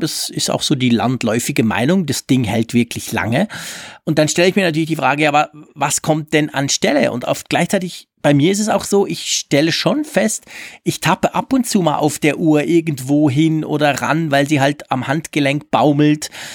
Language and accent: German; Switzerland; als Schweizer